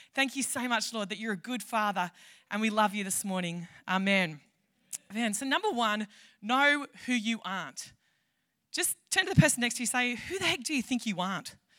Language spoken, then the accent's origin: English; Tamworth, New South Wales, Australia; I am from Tamworth.